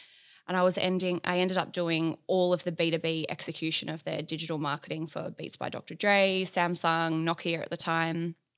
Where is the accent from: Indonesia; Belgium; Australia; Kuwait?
Australia; Bathurst, New South Wales; moved away as an adult; also born or lived in Orange / London; So I was actually born in Orange in the Central West, which is about 4 hours northwest of Sydney. And then I moved to Bathurst shortly after I was born. And I went to school there.